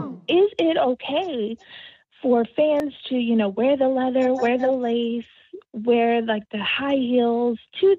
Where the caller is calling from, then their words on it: Texas, United States; all the way from Texas.